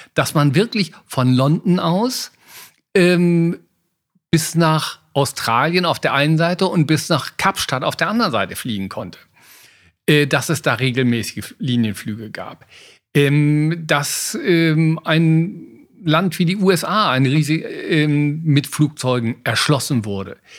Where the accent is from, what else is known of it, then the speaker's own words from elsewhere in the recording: Oerlinghausen, North Rhine-Westphalia, Germany; Ich komme aus Erlinghausen. Damals war das der größte Segelflugplatz der Welt.